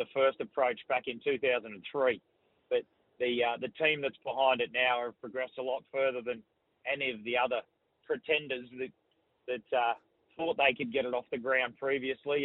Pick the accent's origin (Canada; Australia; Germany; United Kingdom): Australia; Brisbane, Queensland; being from Brisbane